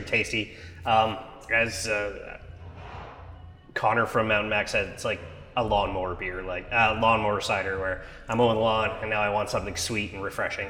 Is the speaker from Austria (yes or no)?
no; Montreal, Quebec, Canada; I'm from Montreal